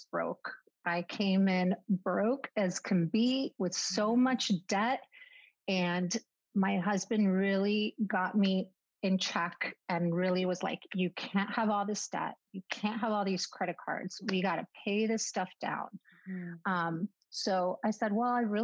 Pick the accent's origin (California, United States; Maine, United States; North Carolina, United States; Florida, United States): Florida, United States; Miami; moved away; also born or lived in Argentina (parents); I'm from Miami, born and raised